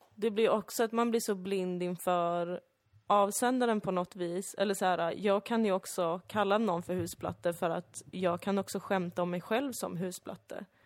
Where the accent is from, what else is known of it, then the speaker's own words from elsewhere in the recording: Sweden; växa upp bland i princip bara svenskar